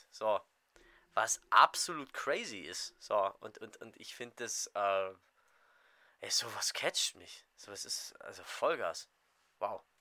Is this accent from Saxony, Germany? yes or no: yes; Saxony, Germany; Aus Sachsen.